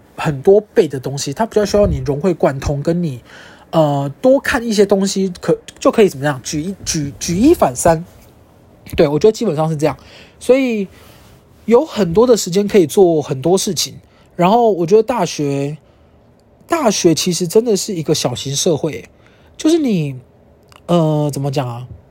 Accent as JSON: {"language": "Chinese", "region": "Kaohsiung", "country": "Taiwan", "also_born_or_lived": "Yunlin / Taipei", "moved": "as an adult", "said": "我是高雄人，然后在云林念大学，然后在台北念研究所"}